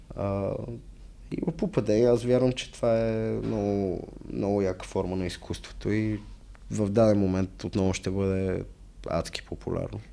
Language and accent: Bulgarian; Sofia, Sofia City, Bulgaria; аз съм израснал в София, в центъра зона Б5